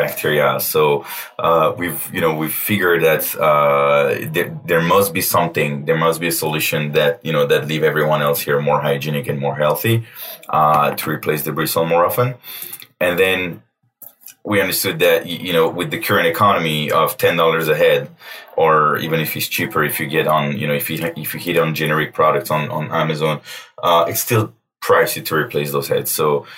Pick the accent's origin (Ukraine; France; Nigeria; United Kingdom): France; Paris, Île-de-France; moved away as an adult; also born or lived in New York, United States / China; now in Los Angeles, United States; I'm born and raised in Paris for 20 plus years.